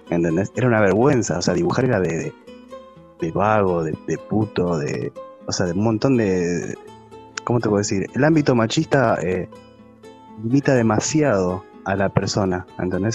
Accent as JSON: {"language": "Spanish", "region": "Buenos Aires Province", "country": "Argentina", "tie": "born or raised there", "lives_now": "Buenos Aires, Argentina", "said": "Nací en el conurbano, en la parte rural"}